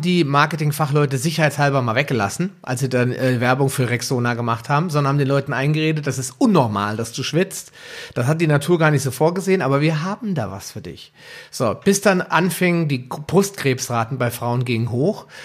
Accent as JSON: {"language": "German", "country": "Germany", "said": "bei uns in Deutschland"}